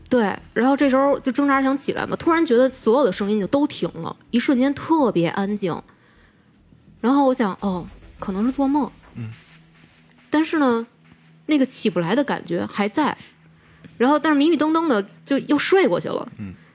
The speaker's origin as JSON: {"language": "Chinese", "region": "Beijing", "country": "China", "tie": "born or raised there", "said": "我在这边长大的"}